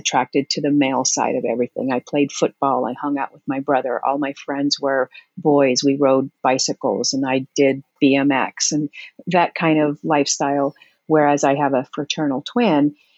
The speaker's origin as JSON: {"language": "English", "town": "West Covina", "region": "California", "country": "United States", "tie": "born or raised there", "also_born_or_lived": "Heinola, Finland", "said": "I grew up in West Covina, California. I was born in Heinola, Finland, came here"}